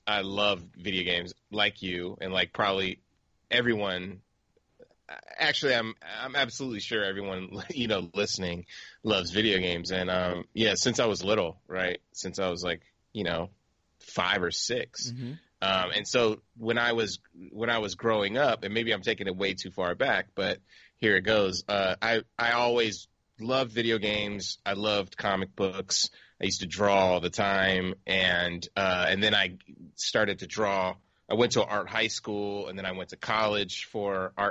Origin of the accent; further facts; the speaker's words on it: San Diego, California, United States; I grew up in San Diego